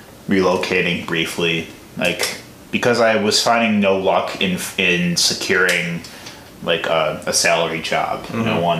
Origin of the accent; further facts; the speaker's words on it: Chicago, Illinois, United States; moved away as an adult; now in Milwaukee, United States; I'm from Chicago originally.